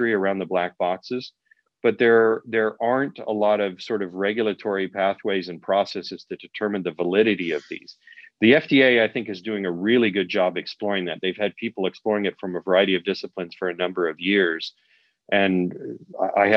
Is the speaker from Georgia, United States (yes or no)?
no; Huntington Beach, California, United States; I was growing up in Huntington Beach and Found Valley area